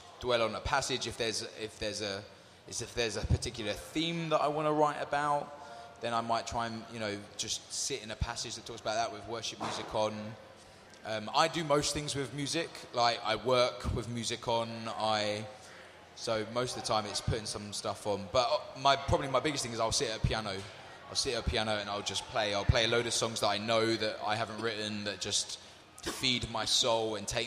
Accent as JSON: {"language": "English", "region": "London", "country": "United Kingdom", "said": "So we're from London. I'm used to seeing concrete buildings"}